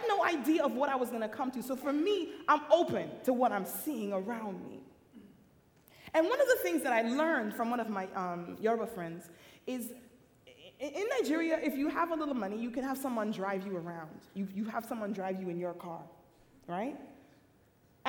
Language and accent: English; Jamaica; also born or lived in Queens, New York, United States / Michigan, United States; now in United States; I come from the island of Jamaica. So for me, mission field was United States